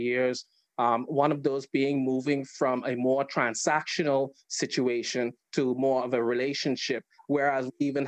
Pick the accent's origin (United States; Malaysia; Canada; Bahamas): Bahamas; now in United Kingdom; I'm from the Bahamas. I'm based in the UK.